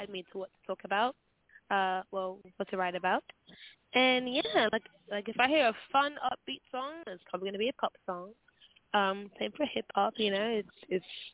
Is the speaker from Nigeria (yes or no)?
yes; Nigeria; I'm actually a Nigerian